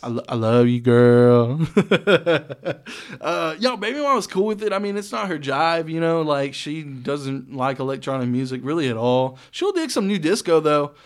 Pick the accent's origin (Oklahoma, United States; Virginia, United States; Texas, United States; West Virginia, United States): Texas, United States; Saginaw; also born or lived in Boyd, Texas; I grew up in Saginaw and then moved out to fucking Boyd pretty much, man, middle of nowhere